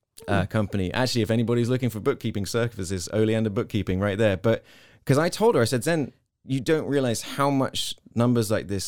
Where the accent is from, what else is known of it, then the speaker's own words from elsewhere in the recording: Hong Kong; because I came from Hong Kong, a place where there was always sound.